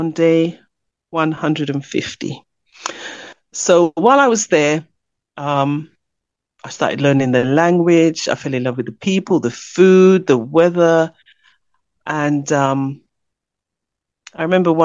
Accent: London, United Kingdom; also born or lived in Ghana; I was born in London, Jamaican parentage

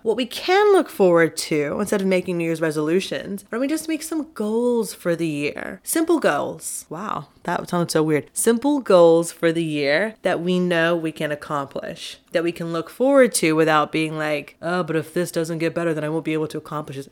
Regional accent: Texas, United States; I'm from Texas

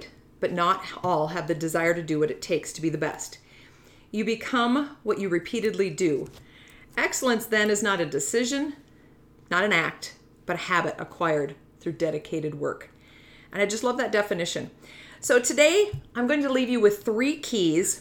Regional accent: North Dakota, United States; moved away as an adult; now in South Dakota, United States; I'm from North Dakota originally

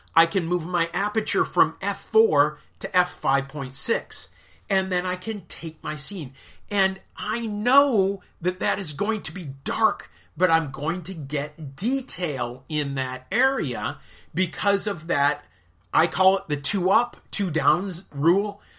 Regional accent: United States; I am an American of British and Irish descent

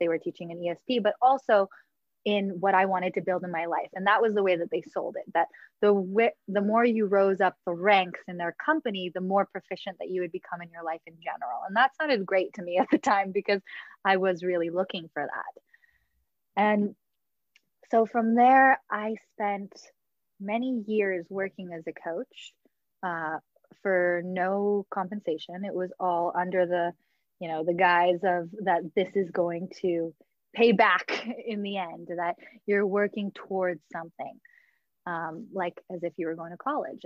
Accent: Los Angeles, California, United States; also born or lived in New York City; I grew up in Los Angeles

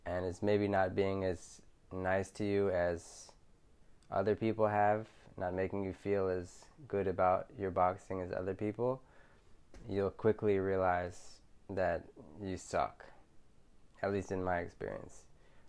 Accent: Philadelphia, Pennsylvania, United States; moved away as an adult; now in Thailand; I'm from Philadelphia, and it's a rough city in the US.

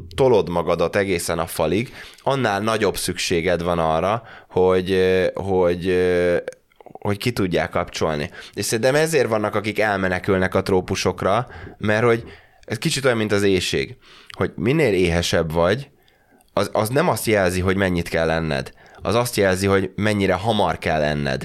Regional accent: Hungary; moved away as an adult; also born or lived in United Kingdom; visszajönni a magyar közegbe

